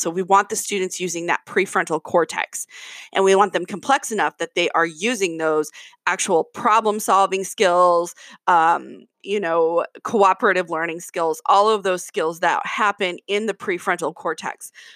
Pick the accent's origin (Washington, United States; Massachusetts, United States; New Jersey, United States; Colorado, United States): Washington, United States; Kirkland; I'm from Kirkland, Washington